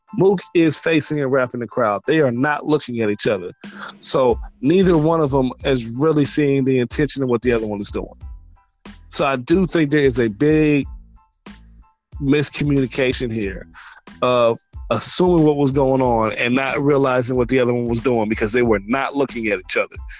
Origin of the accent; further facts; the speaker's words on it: the Bay Area, California, United States; I'm from the Bay. This is Cali right here, West Coast.